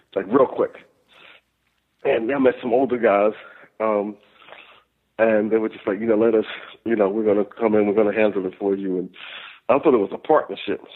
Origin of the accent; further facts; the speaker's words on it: the South, United States; I was raised in the South too